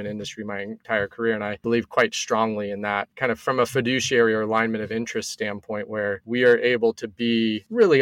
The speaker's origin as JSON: {"language": "English", "region": "California", "country": "United States", "tie": "born or raised there", "also_born_or_lived": "Bay Area / Oakland / Los Angeles", "said": "I've been California, born and raised my entire life. So originally born in the Bay Area."}